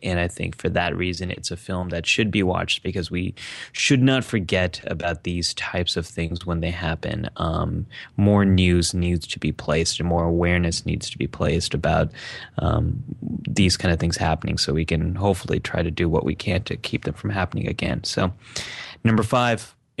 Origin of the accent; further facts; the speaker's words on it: California, United States; I grew up in the San Francisco Bay Area